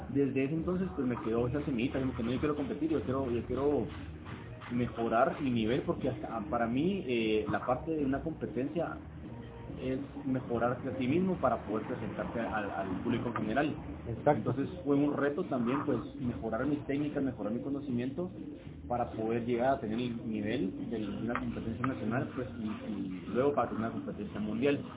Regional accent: Guatemala City, Guatemala Department, Guatemala; nací aquí en Guatemala, en la ciudad. Mi papá viene de San Martín Peque en Chimaltenango, y mi mamá de Chiquimul.

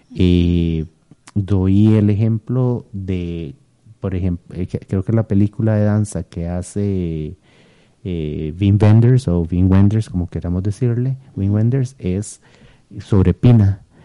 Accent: Costa Rica; moved away as an adult; also born or lived in eastern United States

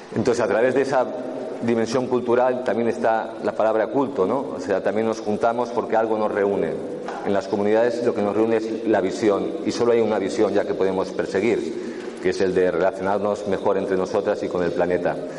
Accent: Catalonia, Spain; como soy catalán

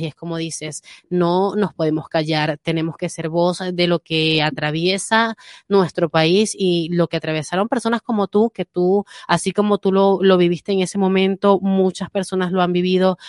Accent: Venezuela; now in Madrid, Spain; a los venezolanos nos están quitando el derecho de solicitar eh, protección internacional porque venimos de un país sumergido

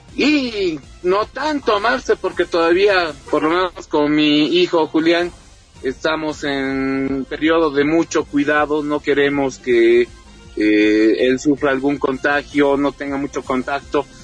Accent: Bolivia

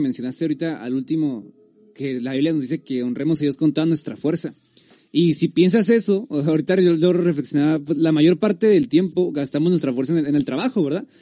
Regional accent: Tijuana, Baja California, Mexico; Los demás somos de aquí, de, Tijuana

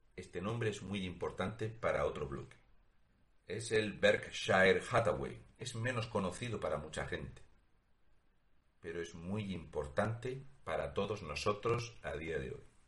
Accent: Spain; Porque somos españoles

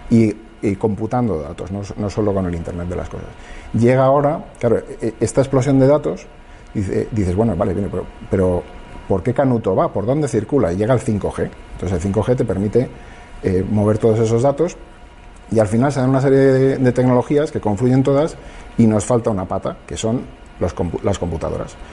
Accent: Madrid, Community of Madrid, Spain; yo es que soy de Madrid, lo siento

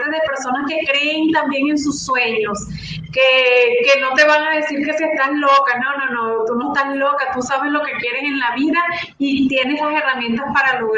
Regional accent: Venezuela; moved away

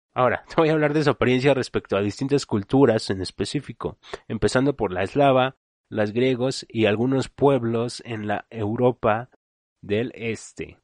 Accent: Mexico; como le conocemos aquí en México

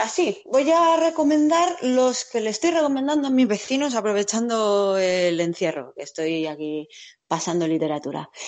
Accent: Basque Country, Spain; Yo soy del País Vasco, tío, y he vivido conciertos en el Gasteche, pues a punta pala.

